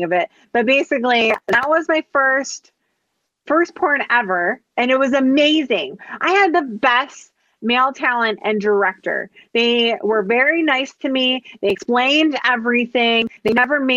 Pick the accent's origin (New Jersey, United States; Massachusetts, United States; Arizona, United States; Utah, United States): New Jersey, United States; I'm from South Jersey